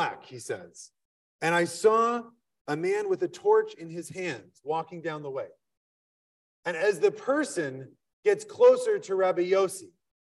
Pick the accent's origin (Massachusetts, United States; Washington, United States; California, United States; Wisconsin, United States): Wisconsin, United States; I'm from Wisconsin